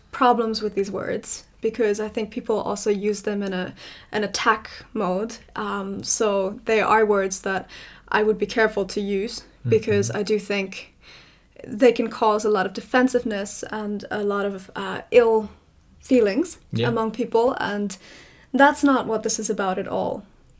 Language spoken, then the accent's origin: English; South Africa; also born or lived in Ireland; now in Belgium; You know, I grew up in South Africa for a little bit. I moved to Ireland. My mother was German. I am living in Belgium now.